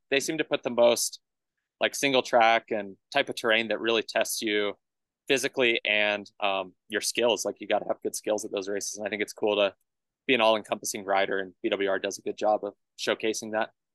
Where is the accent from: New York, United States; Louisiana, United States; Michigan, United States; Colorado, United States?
Colorado, United States; Colorado Springs; also born or lived in Tucson, Arizona; I head back to Colorado Springs. That's my hometown